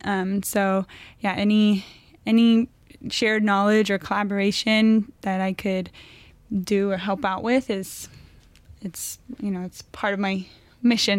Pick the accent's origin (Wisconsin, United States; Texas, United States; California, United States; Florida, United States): California, United States; Thousand Oaks; moved away; also born or lived in Los Angeles; I was originally born out here up north, but was raised mainly in Thousand Oaks.